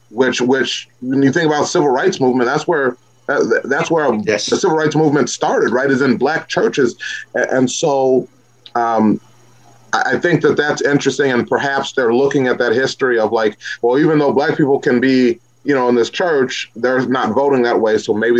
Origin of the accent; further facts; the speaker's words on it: Missouri, United States; I'm from Missouri, right? And this is a show me state.